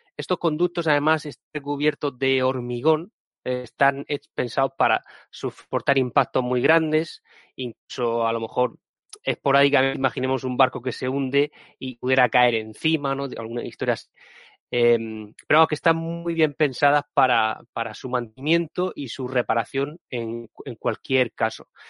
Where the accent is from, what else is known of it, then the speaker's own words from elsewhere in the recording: Region of Murcia, Spain; soy de Murcia